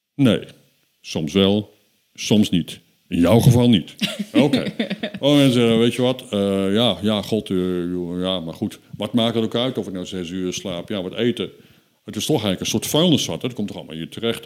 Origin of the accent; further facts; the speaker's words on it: Netherlands; wij als Nederlanders